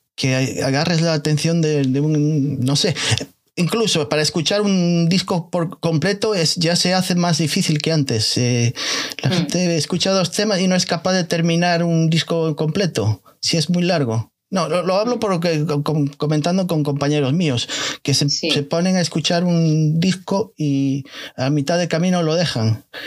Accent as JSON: {"language": "Spanish", "region": "Galicia", "country": "Spain", "said": "soy gallego"}